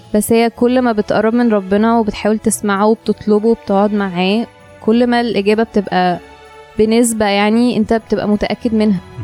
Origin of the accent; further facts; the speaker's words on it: Egypt; احنا مصريين وربنا حطينا في البلد دي